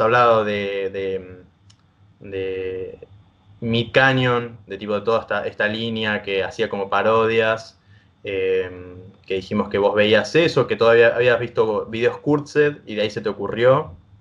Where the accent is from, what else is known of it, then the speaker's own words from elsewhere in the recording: Argentina; yo soy también un chico del interior